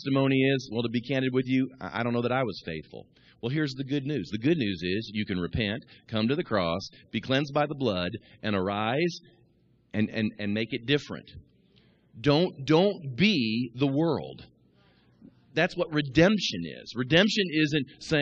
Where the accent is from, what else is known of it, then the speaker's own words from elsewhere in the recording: Kansas City, United States; moved away; also born or lived in Midwest; I grew up in Kansas City watching the Royals